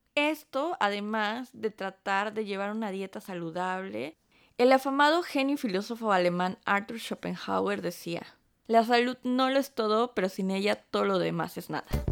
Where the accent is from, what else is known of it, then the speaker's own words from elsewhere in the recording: Mexico; now in Stuttgart, Germany; nuestro nombre como mexicanas